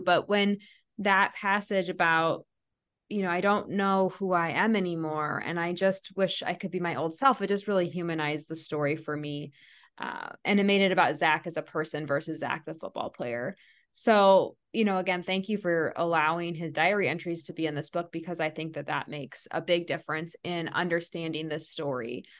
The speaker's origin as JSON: {"language": "English", "region": "Iowa", "country": "United States", "said": "I'm from Iowa"}